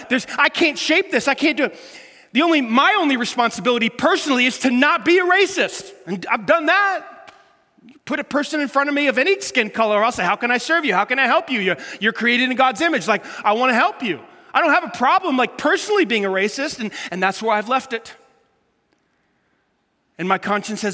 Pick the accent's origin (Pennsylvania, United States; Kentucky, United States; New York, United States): New York, United States; New York City; when I grew up in New York City